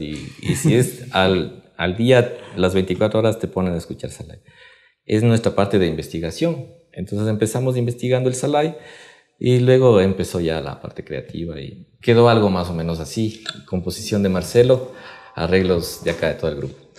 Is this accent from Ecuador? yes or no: yes; Ecuador; de acá de Quito, del Ecuador